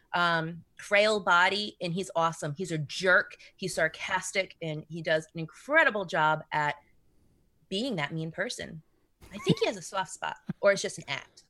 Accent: Rhode Island, United States; So I'm from Rhode Island

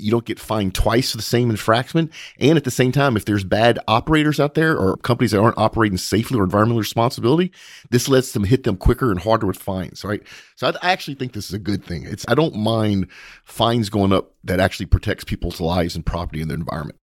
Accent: United States; as an American, as a very proud and patriotic American

